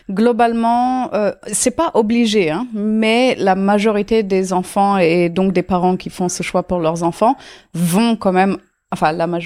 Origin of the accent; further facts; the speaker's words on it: Auroville, Tamil Nadu, India; Je suis née euh, à Ami, une communauté à Auroville, euh, euh, chez, chez, moi, en fait, dans, dans ma maison, euh, mm, dans ma maison d'enfance.